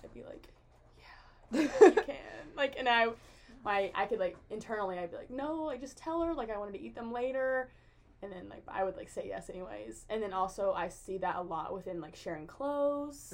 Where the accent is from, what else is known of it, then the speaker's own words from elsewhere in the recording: Jackson, Tennessee, United States; I'm from Jackson, Tennessee, which is near Memphis. Um, it's like in West Tennessee.